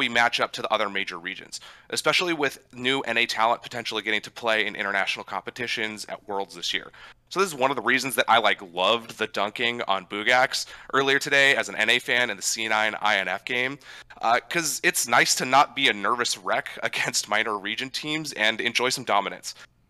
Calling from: Tacoma, Washington, United States; Hey, I am calling from lovely Tacoma, Washington, up here in the Great Pacific Northwest.

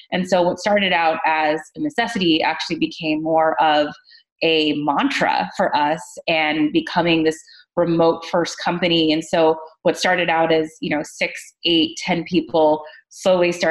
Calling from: Santa Monica, California, United States; So today I'm dialing in from Santa Monica.

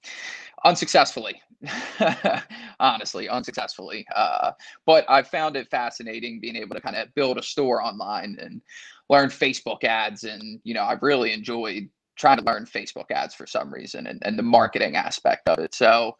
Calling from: Wilmington, Delaware, United States; I'm from Wilmington, Delaware.

